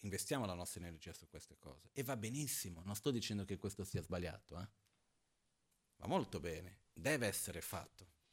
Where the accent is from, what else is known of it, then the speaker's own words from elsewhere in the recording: Brazil; moved away; quando ero ragazzino in Brasile, mi ricordo, avevo 10-11 anni